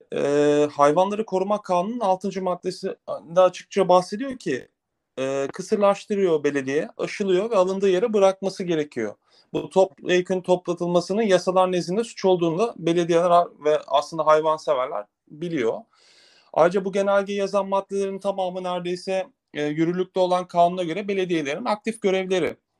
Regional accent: Antalya, Turkey; Antalya'da doğdum ben

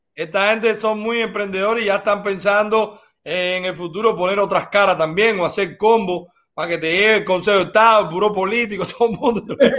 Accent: Cuba; moved away; los cubanos no somos de Fidel

